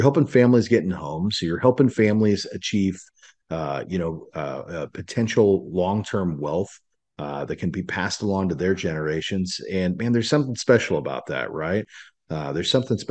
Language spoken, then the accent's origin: English; Salina, Kansas, United States; moved away as an adult; now in Dallas, United States; I grew up in Salina, Kansas. Moved out to Dallas